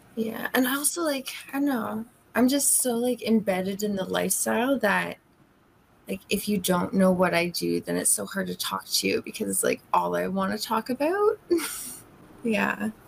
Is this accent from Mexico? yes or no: no; Canada; Like I'm Canadian, so I flip around from Vancouver to Toronto a lot